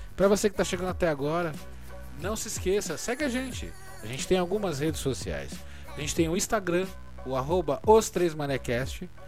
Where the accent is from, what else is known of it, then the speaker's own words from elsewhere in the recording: São Paulo, Brazil; A Vila Sabrina é onde eu nasci, inclusive, na zona norte de São Paulo